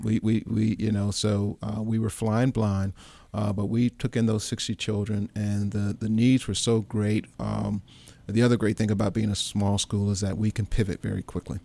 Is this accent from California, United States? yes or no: no; St. Louis, Missouri, United States; I grew up in Saint Louis